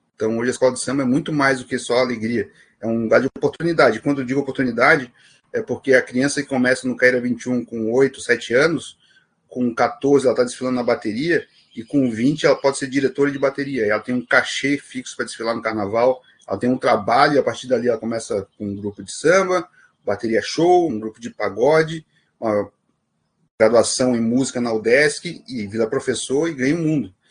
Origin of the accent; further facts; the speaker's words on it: Florianópolis, Santa Catarina, Brazil; sou do Morro do Céu, né, um dos morros do maciço do Morro da Cruz